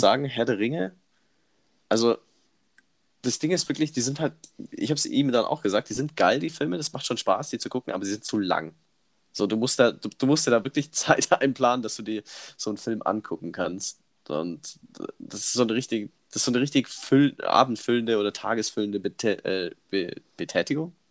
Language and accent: German; Immenstadt, Bavaria, Germany; bei uns damals in Immenstadt, wo ich groß geworden bin